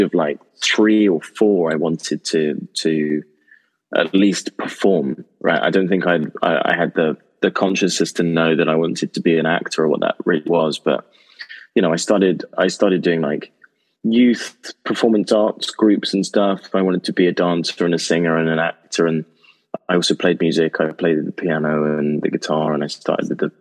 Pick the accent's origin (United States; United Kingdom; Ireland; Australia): United Kingdom; Oxfordshire, South East England; I grew up in Oxfordshire in England